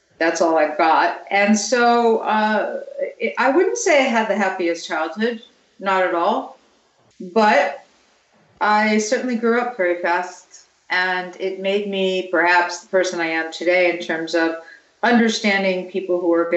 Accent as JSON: {"language": "English", "region": "New York", "country": "United States", "tie": "born or raised there", "said": "I grew up in New York"}